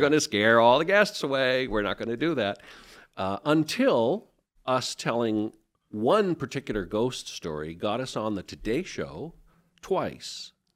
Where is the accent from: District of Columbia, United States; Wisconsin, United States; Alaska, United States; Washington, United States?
Washington, United States; Seattle; moved away as an adult; also born or lived in Bergen, Norway / Nebraska; now in Spokane, United States; I was born and raised in West Seattle and grew up partly in Bergen, Norway